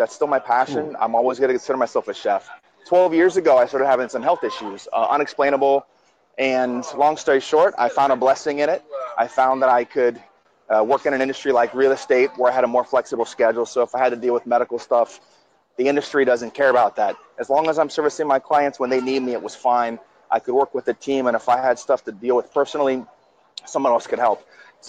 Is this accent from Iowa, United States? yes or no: no; Washington, District of Columbia, United States; also born or lived in New Jersey / Brazil / Gulf Coast of Florida; now in Miami, United States; I grew up in a military government family. I was born in New Jersey, and I was raised in the Washington, D.C. area.